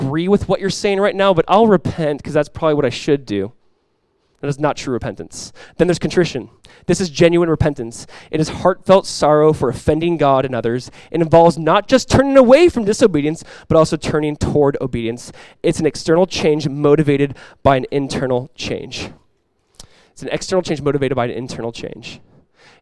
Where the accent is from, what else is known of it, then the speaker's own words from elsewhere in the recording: Southern California, United States; growing up in Southern California